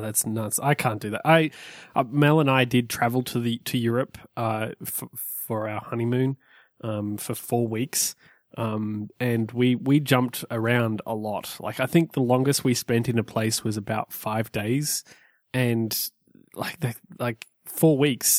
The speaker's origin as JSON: {"language": "English", "country": "Australia", "moved": "yes", "said": "I'm from Australia."}